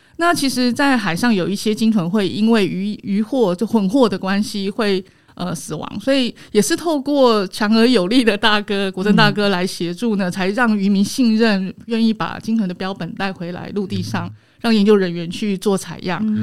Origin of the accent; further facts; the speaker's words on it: Taiwan; 我们台湾人